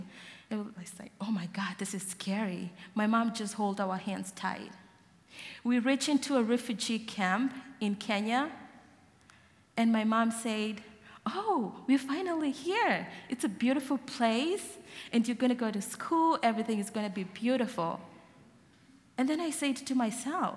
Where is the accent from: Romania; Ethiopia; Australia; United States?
Ethiopia; Gambela; moved away; I was born in Gambela, in the middle of Ethiopia and South Sudan